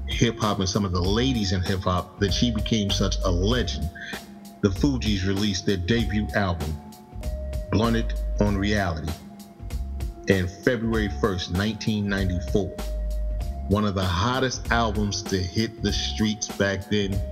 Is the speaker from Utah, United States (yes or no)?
no; New Jersey, United States; I'm from Jersey